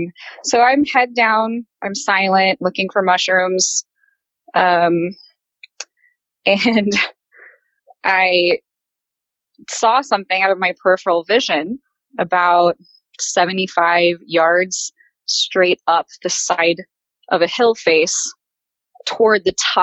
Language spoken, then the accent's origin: English; Texas, United States; I'm from Texas, actually. So I don't have a whole lot of experiences with bears.